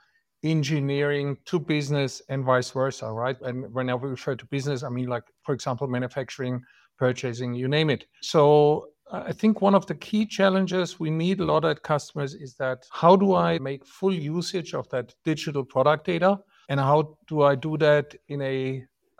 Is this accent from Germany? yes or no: yes; Germany; accent: German; English is a second language; as you can easily tell from my accent. I'm German